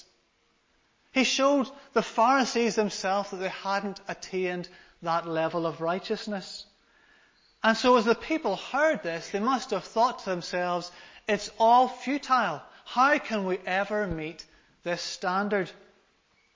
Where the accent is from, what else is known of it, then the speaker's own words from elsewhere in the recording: Larne, Northern Ireland, United Kingdom; I come from Larne in Northern Ireland, so I've come quite a wee distance today.